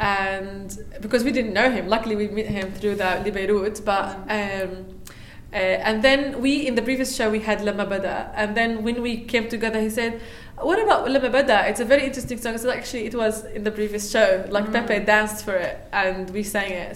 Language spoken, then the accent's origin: English; Palestine; now in Melbourne, Australia; I'm from Palestine